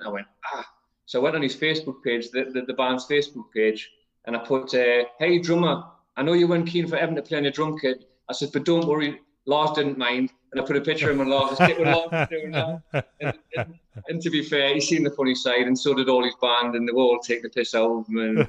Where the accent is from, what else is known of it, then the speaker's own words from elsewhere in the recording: Newcastle upon Tyne, North East England, United Kingdom; accent: Geordie; I'm a Geordie